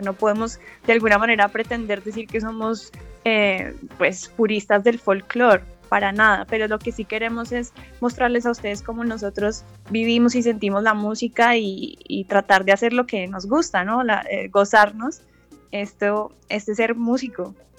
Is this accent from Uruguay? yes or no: no; Colombia; now in Los Angeles, United States; somos unos colombianos que estamos haciendo música fusión folclor desde Los Ángeles